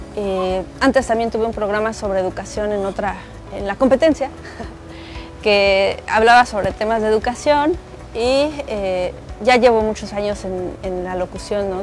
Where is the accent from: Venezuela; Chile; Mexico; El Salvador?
Mexico; Mexico City; moved away as an adult; now in Quintana Roo, Mexico; soy originaria de la Ciudad de México, pero desde hace casi quince años vivo en Quintana Roo